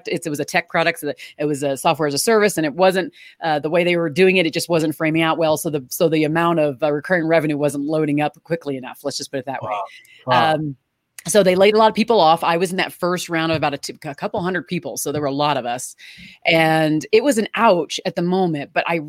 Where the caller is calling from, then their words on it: Aurora, Colorado, United States; Well, I'm joining from Aurora, Colorado, which is a suburb from Denver.